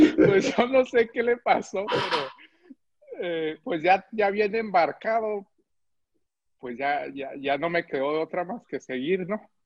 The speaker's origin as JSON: {"language": "Spanish", "country": "United States", "tie": "born or raised there", "also_born_or_lived": "Cuauhtémoc, Chihuahua, Mexico", "moved": "as an adult", "lives_now": "Mexico", "said": "ya había tenido también estudios de, arte en Estados Unidos, que es donde me crié"}